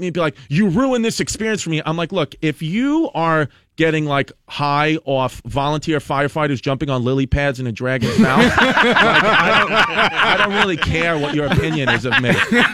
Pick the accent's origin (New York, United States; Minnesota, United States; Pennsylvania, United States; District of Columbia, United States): New York, United States; New York City; the neighborhood I grew up in Brooklyn, it's a neighborhood called Bushwick